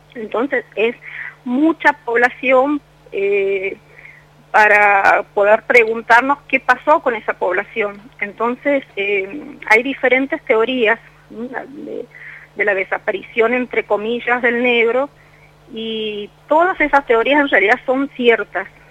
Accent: Santiago del Estero, Argentina; now in Mendoza, Argentina; Orgullosamente santiagueña y, sintiéndolo, sintiendo mucho la ausencia porque del pago, porque llevo muchos años acá en Mendoza

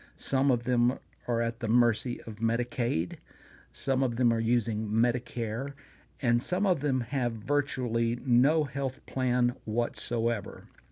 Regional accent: Fort Payne, Alabama, United States; here in my hometown of Fort Payne, Alabama

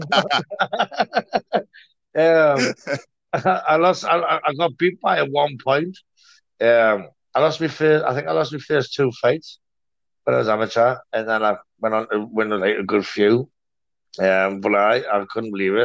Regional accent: Gateshead, North East England, United Kingdom; I was born in Gated in 1979. Basically grew up there.

